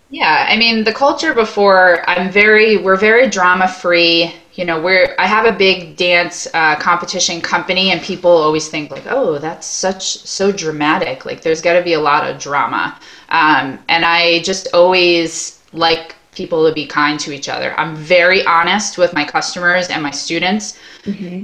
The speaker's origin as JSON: {"language": "English", "area": "Long Island", "region": "New York", "country": "United States", "tie": "born or raised there", "moved": "yes", "lives_now": "Maine, United States", "said": "I grew up in Long Island, New York. I live in Maine now"}